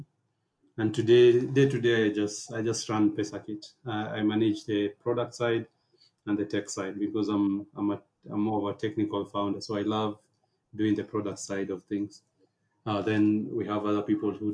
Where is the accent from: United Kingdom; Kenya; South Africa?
Kenya; Nairobi; I was born and raised here in Nairobi